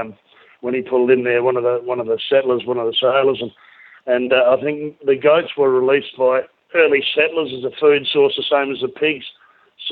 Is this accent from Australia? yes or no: yes; Kangaroo Island, South Australia, Australia; our family were all born and bred on Kangaroo Island